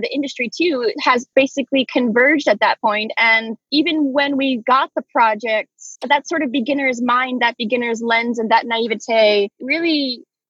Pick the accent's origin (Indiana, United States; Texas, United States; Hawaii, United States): Hawaii, United States; I grew up in Hawaii, so I have always been half mermaid